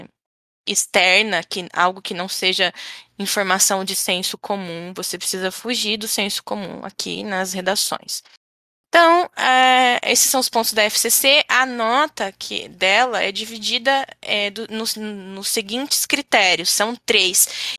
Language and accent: Portuguese; Florianópolis, Santa Catarina, Brazil; a gente é aqui de Florianópolis